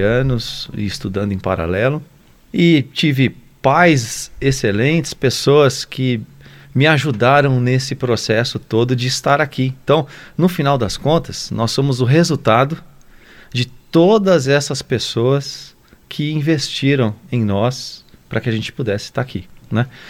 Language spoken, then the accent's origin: Portuguese; São Paulo, Brazil; moved away as an adult; also born or lived in France / United States; now in Lavras, Brazil; nasceu lá no Jaçanã, em São Paulo. Sou paulistano